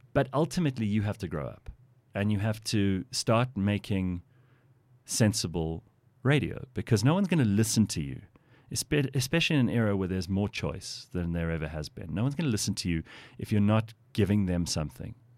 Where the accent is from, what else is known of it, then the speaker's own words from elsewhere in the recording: South Africa; I consider myself to be lucky to have been born here. This is, this is a lovely place to live